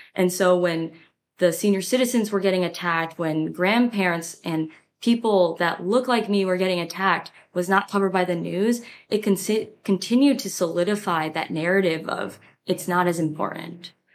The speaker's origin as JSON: {"language": "English", "town": "San Jose", "region": "California", "country": "United States", "tie": "born or raised there", "moved": "as an adult", "lives_now": "New York, United States", "said": "I'm from San Jose. I grew up in the Bay Area"}